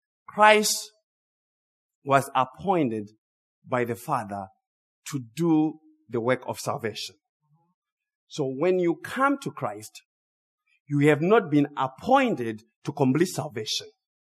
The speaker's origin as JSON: {"language": "English", "country": "Zimbabwe", "tie": "born or raised there", "said": "I grew up in Zimbabwe. As I said earlier, I was raised by my grandparents."}